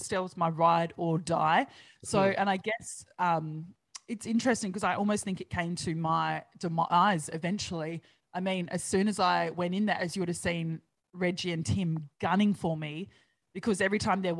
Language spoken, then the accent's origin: English; Australia; I grew up on Big Brother like the rest of Australia did.